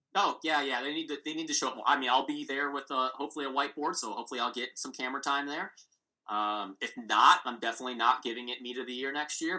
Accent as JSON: {"language": "English", "country": "United States", "said": "as an American"}